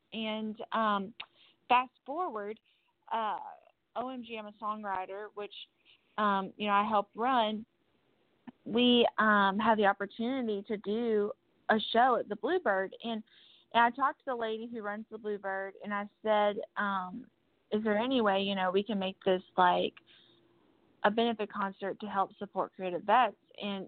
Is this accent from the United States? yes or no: yes; Kentucky, United States; moved away as an adult; now in Nashville, United States; I'm from Kentucky